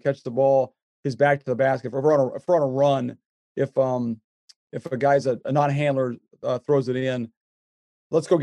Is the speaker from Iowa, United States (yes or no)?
yes; Iowa, United States; I grew up in Iowa, so I'm not a farmer, but I was around enough farmers